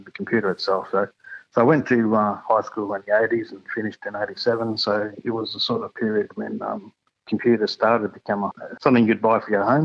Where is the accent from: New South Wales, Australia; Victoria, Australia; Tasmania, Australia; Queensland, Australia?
Queensland, Australia; Toowoomba; also born or lived in North Stradbroke Island; I actually grew up away from my community up in a place called Toowoomba